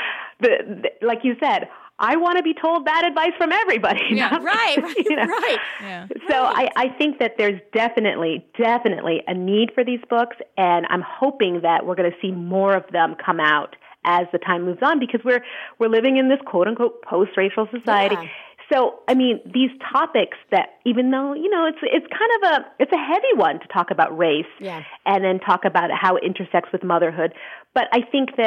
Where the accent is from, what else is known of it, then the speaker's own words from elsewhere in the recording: Montreal, Quebec, Canada; in Montreal about how, which is my hometown